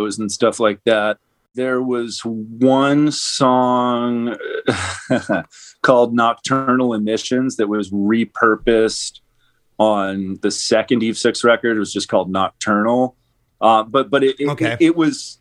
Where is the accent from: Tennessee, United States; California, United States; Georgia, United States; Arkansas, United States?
California, United States; Southern; born or raised there; also born or lived in New York City / Coconut Grove, Florida